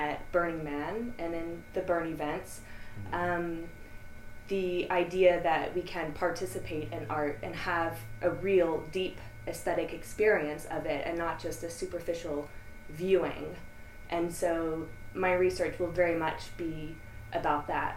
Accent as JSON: {"language": "English", "town": "Austin", "region": "Texas", "country": "United States", "tie": "born or raised there", "said": "Born and raised in Austin."}